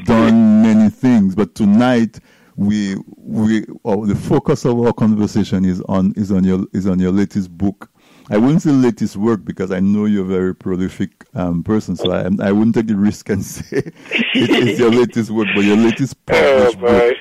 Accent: Dominica; We grew up in Dominica listening to Steinberg Henry and DBS Radio

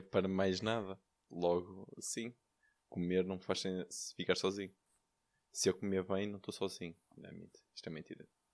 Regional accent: Valongo, Norte, Portugal; sou, sou de Valongo

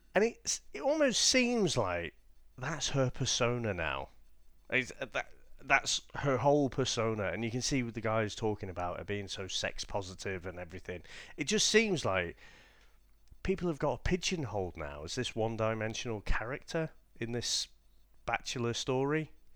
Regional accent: England, United Kingdom; us being English

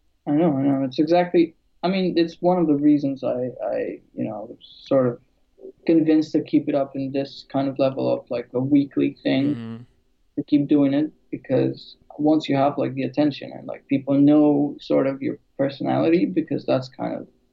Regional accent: Greece; born there; also born or lived in London; Yeah, I'm originally from like Albania, but I was born in Greece. And then I moved to London, and then I moved here.

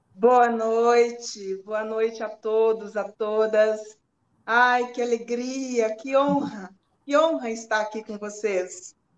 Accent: Quilombo Baú, Minas Gerais, Brazil; also born or lived in Montes Claros / Diamantina / Belo Horizonte; eu nasci no Quilombo Baú, como já foi dito aí. É, eu saí do, desse quilombo com 12 anos de idade fui trabalhar com, lá em Monte Claro.

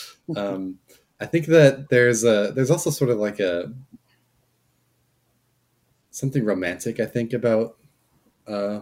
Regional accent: Southern California, United States; I grew up in Southern California

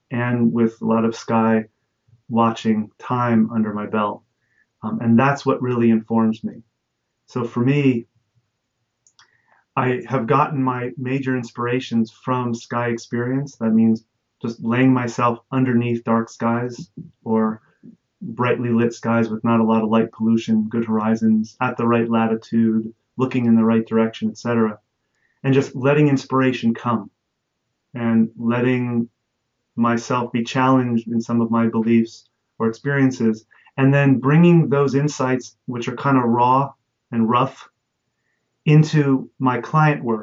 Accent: Jersey Shore, New Jersey, United States; when I was a kid, I grew up on the Jersey Shore.

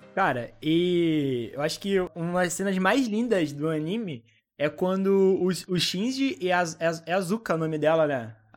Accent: Brazil; eu sou brasileiro

